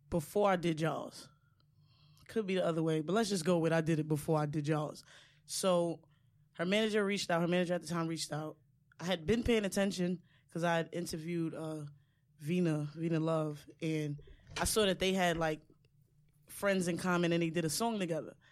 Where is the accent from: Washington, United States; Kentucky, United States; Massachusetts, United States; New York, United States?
New York, United States; Far Rockaway; from Far Rock, so everywhere I'm is far from me.